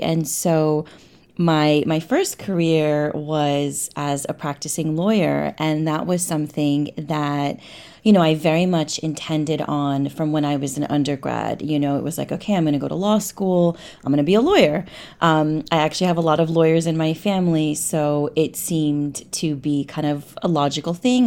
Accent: New York, United States; moved away as an adult; also born or lived in London / Cairo, Egypt; I grew up in New York

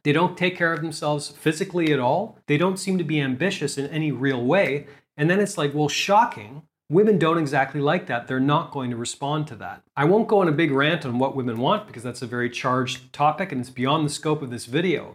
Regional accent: Canada; moved away as an adult; also born or lived in South America; now in Asia; I'm from Canada, but I haven't actually lived in Canada for quite a long time

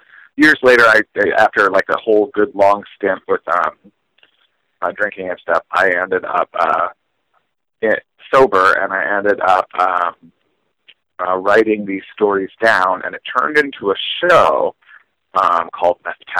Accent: New Jersey, United States; moved away as an adult; also born or lived in Brooklyn, New York / Chicago; I was born in Brooklyn, New York, and I grew up mostly in New Jersey.

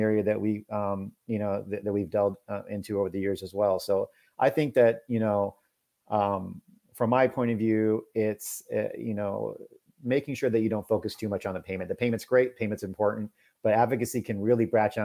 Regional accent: Houston, Texas, United States; I'm from Houston

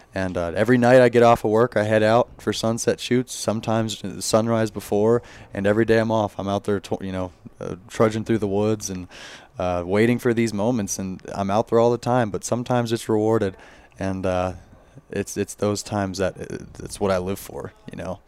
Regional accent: Orlando, Florida, United States; also born or lived in Wyoming; now in Jackson, Wyoming, United States; I'm originally from Orlando, Florida, so I haven't been I haven't lived in Wyoming my whole life. I moved out here with my family

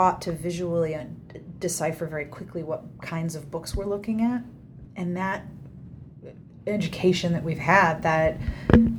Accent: Pittsburgh, Pennsylvania, United States; I'm from the East Coast. I grew up in Pittsburgh

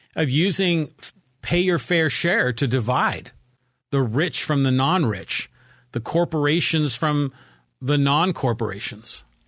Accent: Poway, California, United States; my hometown of Poway, California

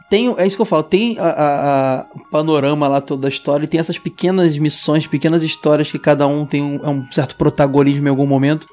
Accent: Rio de Janeiro, Brazil; sou de Bangu, sempre serei

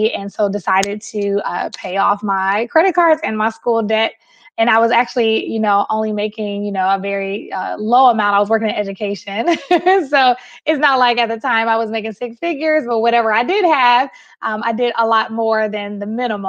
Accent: Milwaukee, Wisconsin, United States; I am from Milwaukee, Wisconsin. I'm a Midwesterner.

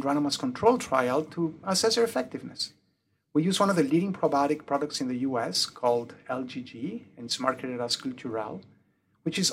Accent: Mexico; first language French; English is a second language; also born or lived in United Kingdom; now in Cincinnati, United States; I was born in the UK. My mother's tongue is French, and I grew up in Mexico. Hence the weird accent.

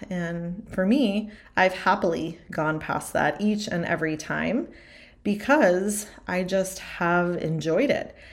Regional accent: East Coast, United States; moved away as an adult; also born or lived in Arizona; now in Kentucky, United States; I grew up on the East Coast, went to college on the East Coast.

